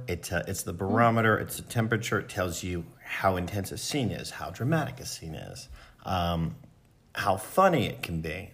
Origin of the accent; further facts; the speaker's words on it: Philadelphia, Pennsylvania, United States; I grew up in Philly.